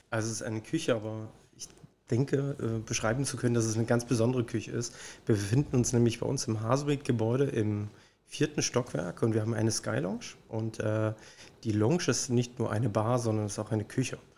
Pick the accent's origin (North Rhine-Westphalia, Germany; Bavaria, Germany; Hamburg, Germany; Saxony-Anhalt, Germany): Saxony-Anhalt, Germany; Magdeburg; Ich bin Magdeburger Kind